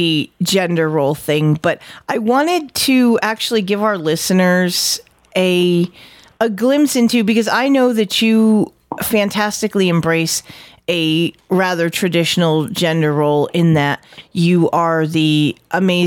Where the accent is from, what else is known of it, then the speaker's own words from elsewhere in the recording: New England, United States; accent: New England; my New England accent